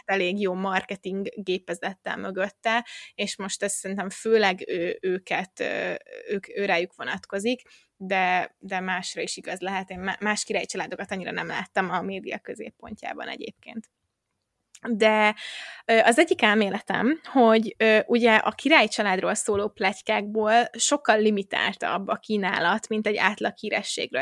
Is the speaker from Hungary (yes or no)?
yes; Hungary; Magyarországon, és akkor így felnőve